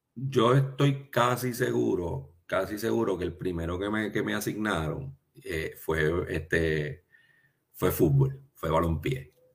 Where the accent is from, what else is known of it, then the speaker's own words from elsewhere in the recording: Trujillo Alto, Puerto Rico; also born or lived in United States / Ponce; Yo soy original de Trujillo Alto. Nací, y me crié en Trujillo Alto.